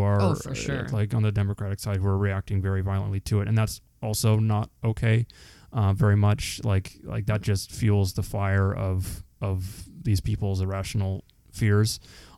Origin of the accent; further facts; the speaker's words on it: Canada; we're Canadian